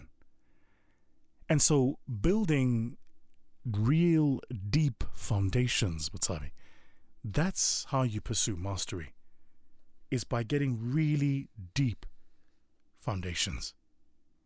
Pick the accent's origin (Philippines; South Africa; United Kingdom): South Africa; moved away; my home country of South Africa